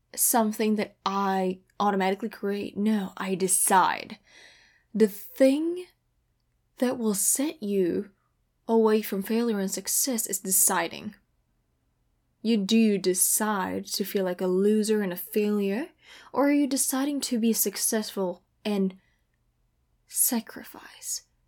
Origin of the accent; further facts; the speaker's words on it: Indonesia; moved away as an adult; now in California, United States; I am from Indonesia